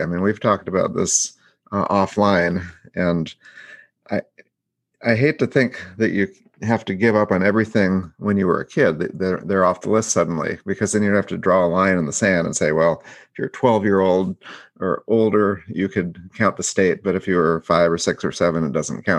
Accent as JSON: {"language": "English", "region": "Upper Michigan", "country": "United States", "tie": "born or raised there", "said": "I was born in Upper Michigan"}